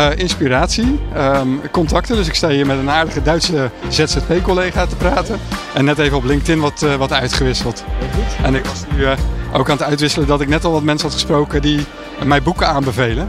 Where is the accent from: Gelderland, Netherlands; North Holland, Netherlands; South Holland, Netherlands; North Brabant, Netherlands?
South Holland, Netherlands; Rotterdam; ik kom uit Rotterdam en ik heb een adviesbureau in het vastgoed.